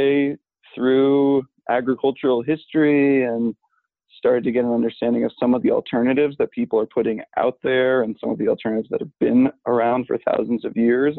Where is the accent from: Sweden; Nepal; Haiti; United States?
United States; New England; also born or lived in New York City; I'm culturally a New Yorker who grew up in New England. was born in the city, only lived there for a little bit, but raised by proud New Yorkers